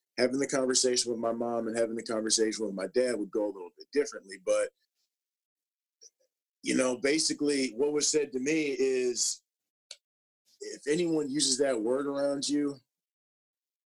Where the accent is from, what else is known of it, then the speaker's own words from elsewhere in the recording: Minnesota, United States; I grew up in Minnesota, and I went to Mounds View High School, a public school that is north of the Twin Cities